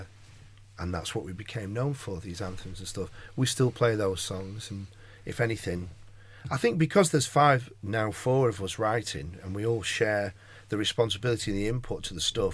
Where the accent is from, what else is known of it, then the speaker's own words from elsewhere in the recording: Manchester, North West England, United Kingdom; I am, of course, fiercely Mancunian